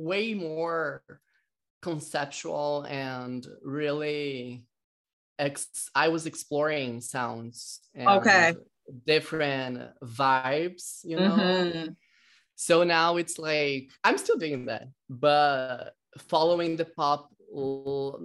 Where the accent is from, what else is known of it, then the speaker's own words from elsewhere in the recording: Brazil; moved away; I am originally from Brazil.